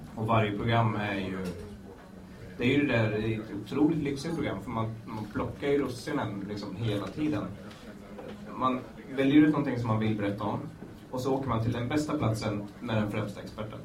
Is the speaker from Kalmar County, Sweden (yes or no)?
no; Nyköping, Södermanland, Sweden; moved away as an adult; also born or lived in Sundsvall / Umeå; vi spelade mycket hård hardcore hemma i Nyköping